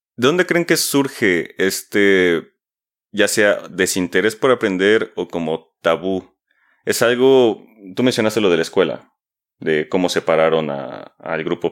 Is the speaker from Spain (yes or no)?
no; Mexico; como mexicanos